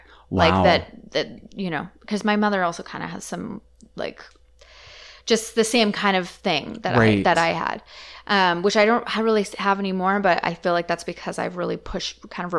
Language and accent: English; Comox, British Columbia, Canada; also born or lived in Delta; so I grew up in Comox.